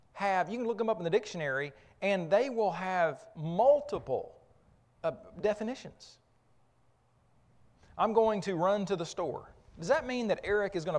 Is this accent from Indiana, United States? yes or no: no; Oklahoma, United States; I grew up in Oklahoma